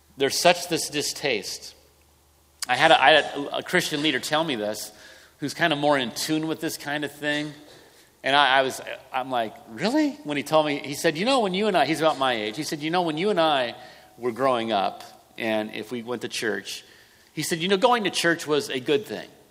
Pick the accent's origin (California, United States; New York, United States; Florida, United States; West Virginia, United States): California, United States; Southern; moved away as an adult; now in Santa Rosa, United States; I grew up in Southern California